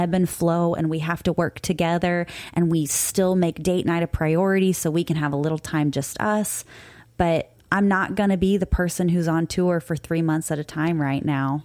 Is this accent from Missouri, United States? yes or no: yes; Cape Girardeau, Missouri, United States; now in Florida, United States; Cape Girardeau, Missouri. That's my hometown. That's where I grew up most of my life.